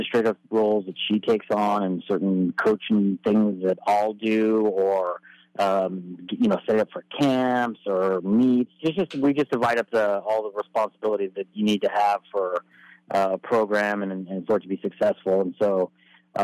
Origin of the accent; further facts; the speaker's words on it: Albuquerque, New Mexico, United States; moved away; I grew up in Albuquerque, New Mexico